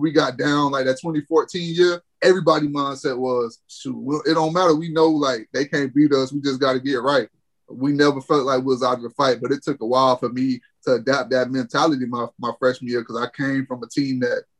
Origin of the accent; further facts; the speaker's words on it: Bartow, Florida, United States; I'm coming from Bartow. So when stuff like that go down, it's like, dang, man, I hope this game don't get ugly. We came back, but I'm used to Bartow.